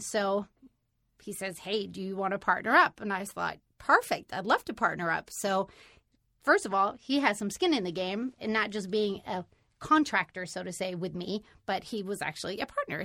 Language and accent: English; Sweden; now in United States; I am originally from Sweden